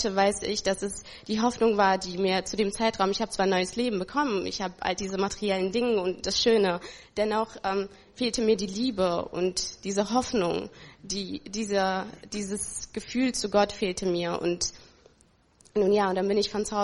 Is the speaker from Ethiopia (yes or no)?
yes; Ethiopia; born there; Ich bin geboren in Äthiopien.